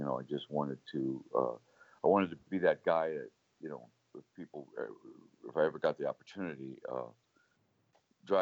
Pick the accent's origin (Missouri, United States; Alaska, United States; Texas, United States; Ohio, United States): Missouri, United States; Ferguson; growing up in Ferguson during the 50s and the early 60s